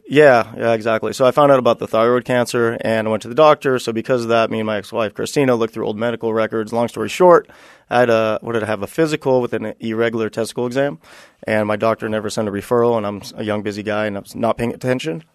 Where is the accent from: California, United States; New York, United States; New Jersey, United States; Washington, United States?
California, United States; Buena Park; I, I grew up in, uh, Buena Park, California